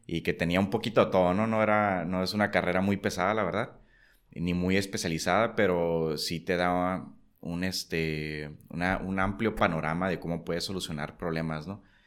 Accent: Tijuana, Baja California, Mexico; also born or lived in San Diego; nací en San Diego, pero toda la vida he vivido aquí, ¿no? Entonces, pues soy tijuanense de, vida

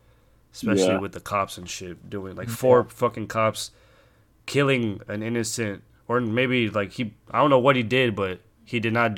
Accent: Hollywood, California, United States; born there; I wasn't born, or I was born in Hollywood, but I wasn't, like, raised my, like, Wonder Years in L.A. or whatever.

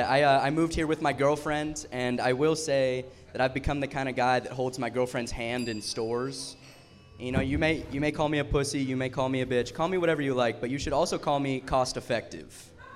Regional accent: Tallahassee, Florida, United States; moved away; I'm from Tallahassee, Florida, which is kind of like a smaller town. And moving here to the big city

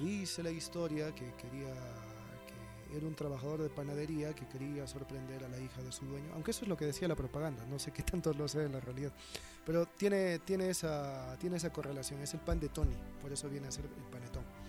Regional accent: Cusco, Peru; Soy peruano, me siento orgulloso de ser peruano, más que de ser inca.

